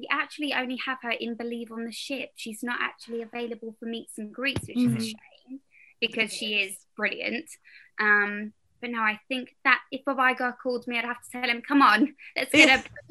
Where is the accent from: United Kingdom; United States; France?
United Kingdom; accent: British; a thick British accent